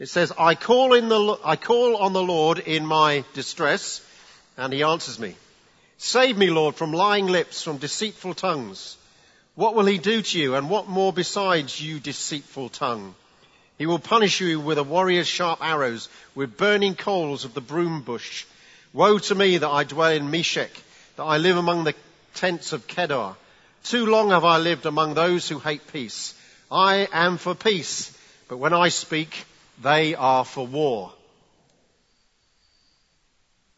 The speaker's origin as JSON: {"language": "English", "region": "England", "country": "United Kingdom", "said": "as English people"}